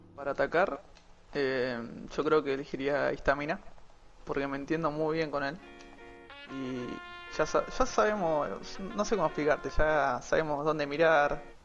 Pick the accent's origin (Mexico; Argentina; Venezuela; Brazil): Argentina; Zárate, Buenos Aires Province; tengo 18 años y soy de zona norte, Zárate